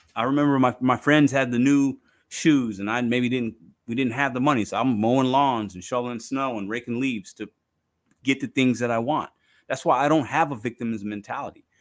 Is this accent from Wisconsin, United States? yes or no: no; Chicago, Illinois, United States; also born or lived in Midwest; I was born in Chicago. I got a little city boy in me